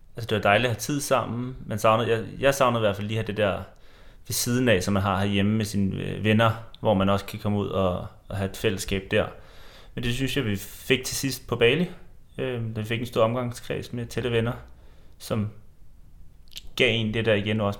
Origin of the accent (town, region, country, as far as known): Denmark